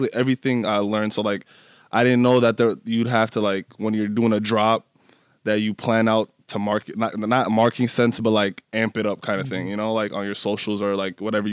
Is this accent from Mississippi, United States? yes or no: no; Minneapolis, Minnesota, United States; also born or lived in Nashville, Tennessee; We moved to North Minneapolis, stayed there ever since